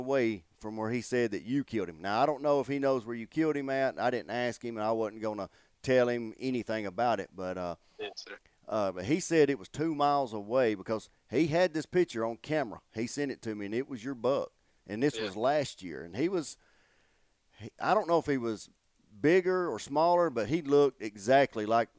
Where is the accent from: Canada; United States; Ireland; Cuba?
United States; Landon and I do because we're from Calhoun County, so in your area and all.